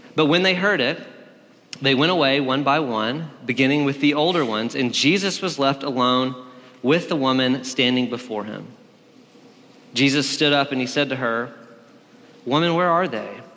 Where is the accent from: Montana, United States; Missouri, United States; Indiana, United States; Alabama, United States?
Alabama, United States; also born or lived in Berkeley, California; now in Nashville, United States; I'm from Alabama